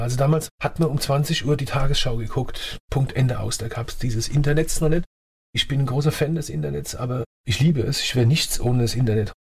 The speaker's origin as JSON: {"language": "German", "town": "Ludwigshafen", "region": "Rhineland-Palatinate", "country": "Germany", "tie": "born or raised there", "also_born_or_lived": "Annweiler / Heidelberg / Mannheim / Rheingau", "accent": "Palatine", "moved": "yes", "lives_now": "Rheinhessen, Germany", "said": "die meiste Zeit meiner Jugend habe ich in Ludwigshafen verbracht und Kindheit in Ludwigshafen verbracht"}